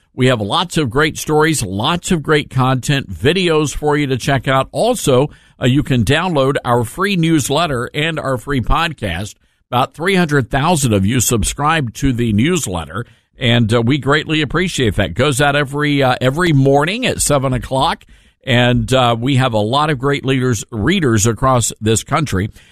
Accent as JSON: {"language": "English", "town": "Memphis", "region": "Tennessee", "country": "United States", "tie": "born or raised there", "said": "I live in Memphis, my hometown"}